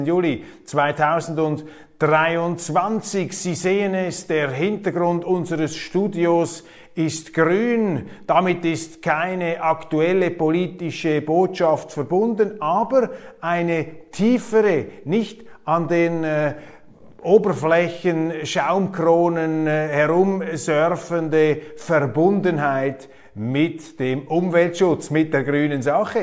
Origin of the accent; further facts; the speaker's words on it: Switzerland; bei uns in der Schweiz